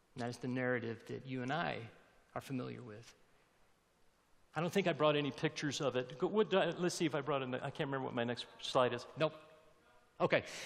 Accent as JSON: {"language": "English", "region": "Alabama", "country": "United States", "tie": "born or raised there", "said": "I grew up in Alabama in the 60s"}